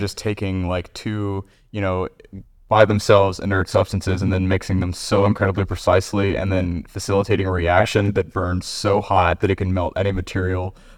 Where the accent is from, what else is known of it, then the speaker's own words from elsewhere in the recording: Kentucky, United States; I'm, uh, born and raised in Kentucky